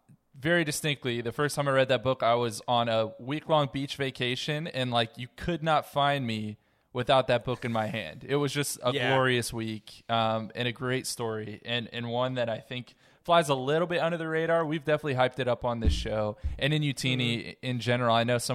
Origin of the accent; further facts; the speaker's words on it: New Jersey, United States; I'm originally from New Jersey, but I've spent the last few years in Michigan for graduate school.